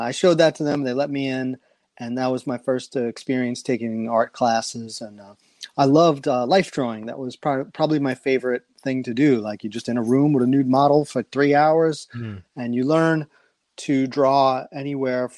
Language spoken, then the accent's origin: English; New York City, New York, United States; I've only lived in 3 places in life, Queens, Brooklyn, and Manhattan